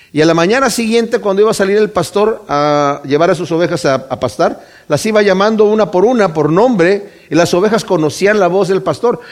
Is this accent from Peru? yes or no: no; Mexico; Yo conocí al Señor en México, yo soy de México